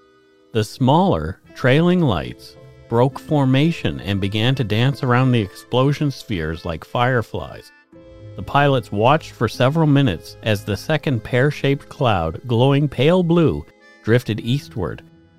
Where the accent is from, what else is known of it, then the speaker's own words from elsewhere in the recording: Nova Scotia, Canada; As I grew up on Nova Scotia's South Shore, I am familiar with this story, and people around Bridgewater even claim to have had sightings that night.